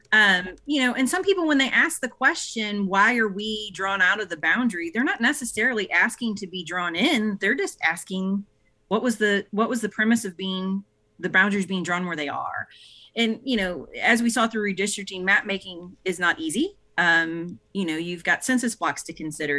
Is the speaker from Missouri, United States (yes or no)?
yes; St. Louis, Missouri, United States; now in East Cobb, United States; I'm, I'm from, I hail from Saint Louis, Missouri originally